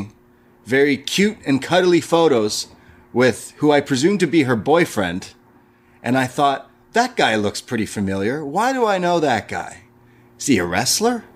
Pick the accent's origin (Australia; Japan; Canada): Canada; I'm Canadian